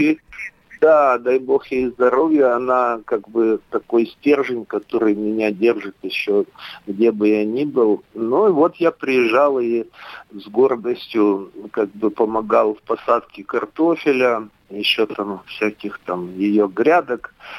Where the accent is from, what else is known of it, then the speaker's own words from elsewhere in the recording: Sinki, Byerastavitsa District, Grodno Region, Belarus; moved away as an adult; also born or lived in Kirov, Russia / Iturup, Russia / Belovezhskaya Pushcha, Belarus; now in Kunashir, Russia; родился в деревне Синки Берестовицкого района Гродненской области, Республики Белоруссия. Учился в школе, закончил училище сельскохозяйственное, затем уехал